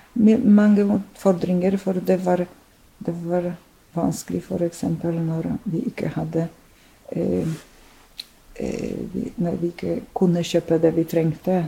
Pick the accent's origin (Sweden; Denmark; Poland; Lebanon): Poland; Norwegian is a second language; moved away as an adult; also born or lived in Drammen, Norway; now in Norway; jeg eh, er født og oppvokst i Polen og eh, kom til Norge som en voksen person ganske voksen dame, mm. over 30